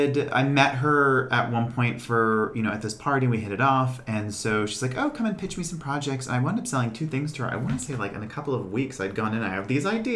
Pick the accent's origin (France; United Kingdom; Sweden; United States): United States; Boston, Massachusetts; Grew up in Boston, working class, five kids, you know, father's a landscaper, work nights as well, housewife mom.